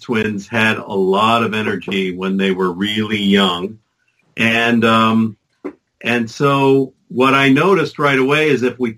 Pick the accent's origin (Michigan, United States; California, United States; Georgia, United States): Michigan, United States; moved away; I'm from Michigan. We didn't play lacrosse in school.